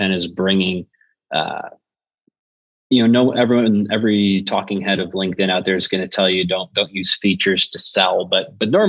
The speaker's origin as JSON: {"language": "English", "town": "Buffalo", "region": "New York", "country": "United States", "moved": "yes", "lives_now": "Nashville, United States", "said": "I'm from Buffalo by way of Nashville, Tennessee now"}